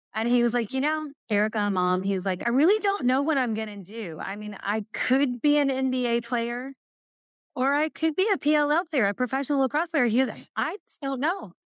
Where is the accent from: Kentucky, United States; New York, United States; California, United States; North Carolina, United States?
Kentucky, United States; Murray; moved away; I'm from Murray, Kentucky. It's in a little western tip part